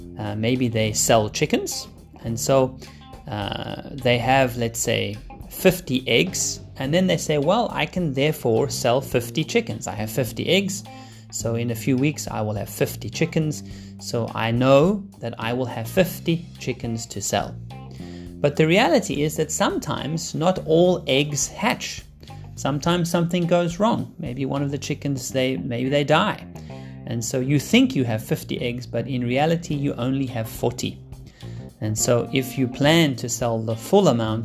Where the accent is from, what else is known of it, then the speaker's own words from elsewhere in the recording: Cape Town, Western Cape, South Africa; moved away; I'm still here in Cape Town, really enjoying my time here in my hometown